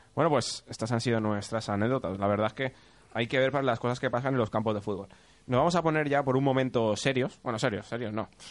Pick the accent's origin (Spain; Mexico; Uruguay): Spain; Torrent, Valencian Community; yo soy de Torrent